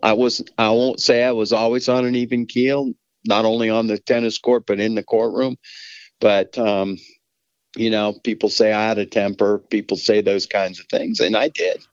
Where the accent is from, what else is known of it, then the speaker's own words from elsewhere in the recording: Denver, Colorado, United States; I grew up in Southwest Denver.